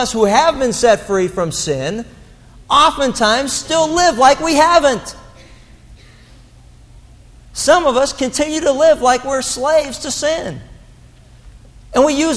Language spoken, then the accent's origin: English; Pittsburgh, Pennsylvania, United States; growing up in Pittsburgh, English was almost a primary language